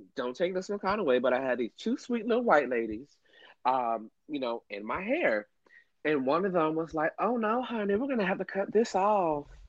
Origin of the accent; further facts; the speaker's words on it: Miami, Florida, United States; I'm from Miami